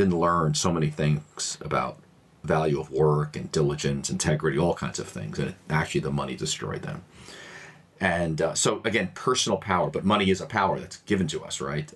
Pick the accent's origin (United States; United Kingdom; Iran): United States; New York City, New York; being an American born and raised here in a largely immigrant community, my neighborhood in Queens, New York here